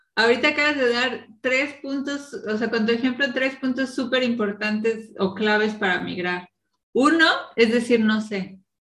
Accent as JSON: {"language": "Spanish", "town": "Morelia", "region": "Michoacán", "country": "Mexico", "tie": "born or raised there", "also_born_or_lived": "Cancún / State of Mexico / Veracruz / Mexico City", "moved": "as an adult", "lives_now": "Berlin, Germany", "said": "15 años en, Morelia"}